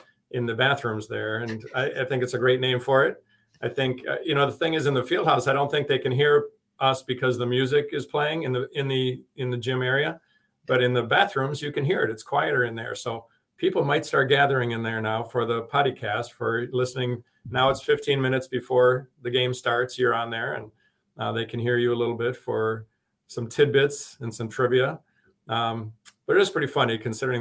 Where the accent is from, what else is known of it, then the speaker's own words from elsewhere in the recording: Madison, Wisconsin, United States; moved away; also born or lived in Chicago area / Illinois; I was from Madison